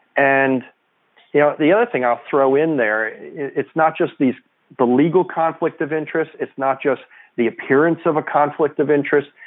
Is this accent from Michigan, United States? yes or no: no; New York, United States; now in Washington, D.C., United States; I'm a New Yorker